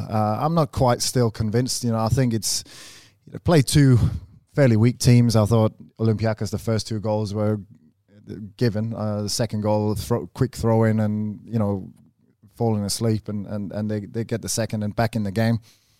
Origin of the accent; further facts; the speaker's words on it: Australia; I'm Australian, mate.